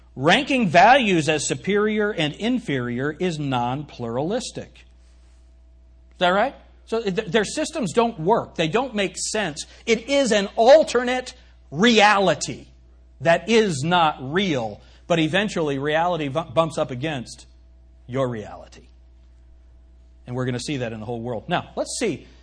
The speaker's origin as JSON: {"language": "English", "country": "United States", "said": "I'm not reading this as an American"}